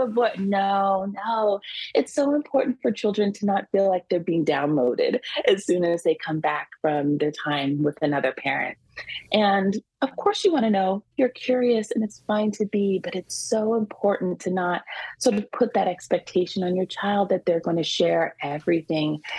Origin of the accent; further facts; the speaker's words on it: California, United States; also born or lived in Washington, D.C.; now in New York, United States; I grew up in California, so you know, I'm a little of a California girl mm. at heart, but but definitely a New Yorker. I've been here for over 20 years.